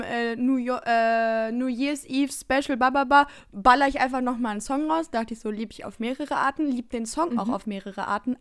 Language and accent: German; Baden-Württemberg, Germany; moved away; Richtung Baden-Württemberg begeben in meine Heimat